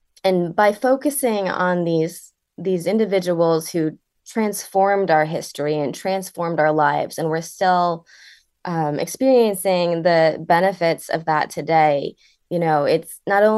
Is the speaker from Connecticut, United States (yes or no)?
yes; Connecticut, United States; So I was born and raised in Connecticut. I was born in Litchfield County. And we briefly moved out of the state before we came back to where I currently live in the northeastern corner of the state.